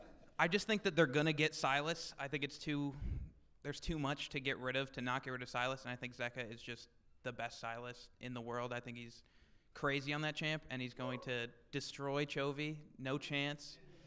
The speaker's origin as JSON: {"language": "English", "region": "Virginia", "country": "United States", "said": "Northern Virginia."}